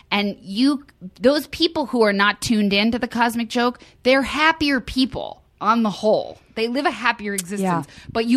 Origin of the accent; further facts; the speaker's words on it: Westfield, New Jersey, United States; also born or lived in Princeton, New Jersey; I was born in Princeton, New Jersey, but I grew up in Westfield, New Jersey my whole life